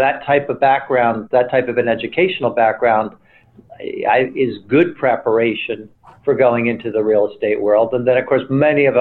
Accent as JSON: {"language": "English", "town": "Trenton", "region": "New Jersey", "country": "United States", "tie": "born or raised there", "also_born_or_lived": "upstate New York", "moved": "as an adult", "said": "I was born and raised in Trenton, New Jersey"}